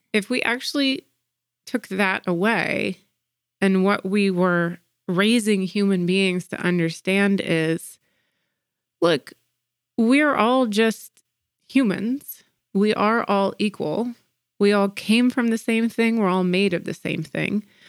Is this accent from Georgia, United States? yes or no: yes; Atlanta, Georgia, United States; growing up in Atlanta. Uh, Atlanta is a very segregated city, and our school systems are, are very segregated. And in the 90s when I was in elementary school